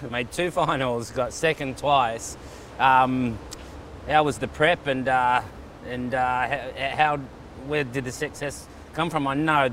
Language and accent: English; Gold Coast, Queensland, Australia; Snapper Rocks, my hometown